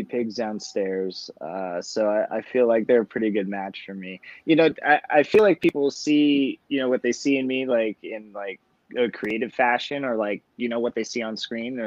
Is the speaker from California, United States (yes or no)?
yes; Los Angeles, California, United States; I grew up in Los Angeles